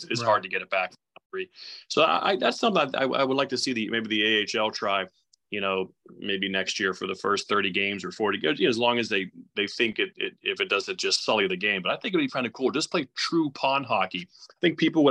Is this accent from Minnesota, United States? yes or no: no; Pittsburgh, Pennsylvania, United States; I was born in Pittsburgh. I always lived around Pittsburgh